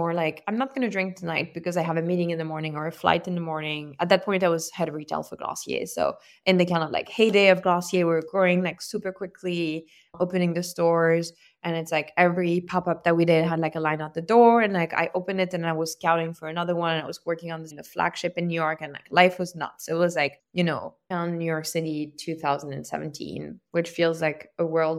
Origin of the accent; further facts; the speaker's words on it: Lyon, Auvergne-Rhône-Alpes, France; moved away as an adult; also born or lived in south of France; now in United States; I grew up in France and I moved to the US for college. I grew up in Lyon, between Lyon and the south of France, and, you know, in definitely a very like boozy family, because, you know, I live like near wine country